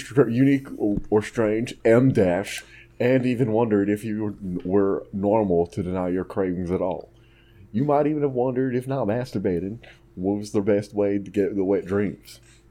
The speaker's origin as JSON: {"language": "English", "region": "Texas", "country": "United States", "said": "I'm Texan, not a metaphor expert."}